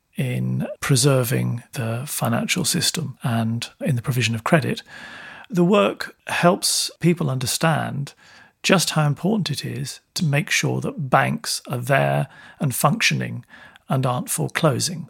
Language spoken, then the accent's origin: English; London, United Kingdom; I grew up in London